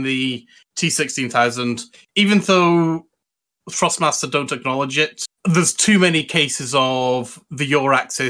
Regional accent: Scotland, United Kingdom; they need to actually understand that I'm actually Scottish, even though I don't have a very Scottish accent.

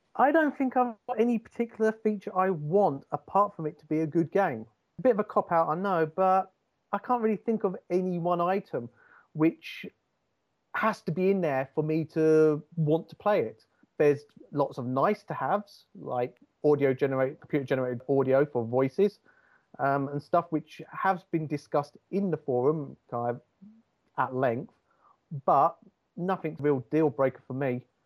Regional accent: Hertfordshire, East of England, United Kingdom; now in North East England, United Kingdom; I'm from Hertfordshire near Cambridge, but now live in the northeast of England.

